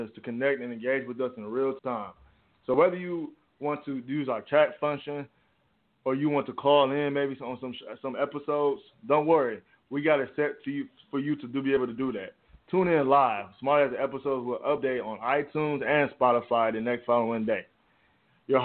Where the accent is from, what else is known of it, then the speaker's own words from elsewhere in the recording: Detroit, Michigan, United States; also born or lived in Canton, Michigan; I'm from Detroit, the D.